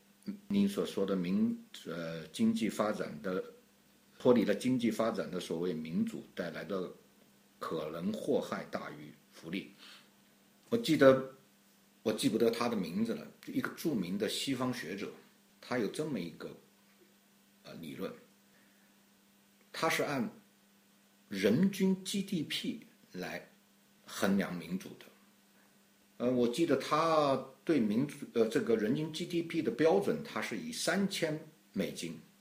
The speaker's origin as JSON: {"language": "Chinese", "country": "China", "said": "我觉得我 我作为中国人，我很理解。"}